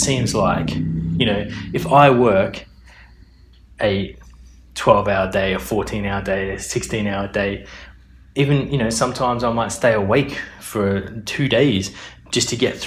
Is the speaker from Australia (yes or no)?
yes; Australia; moved away as an adult; also born or lived in Melbourne, Australia / Brisbane, Australia / Perth, Australia; now in London, United Kingdom; I was born in Australia. I've lived in Melbourne. I've lived in Brisbane. I've lived in Perth.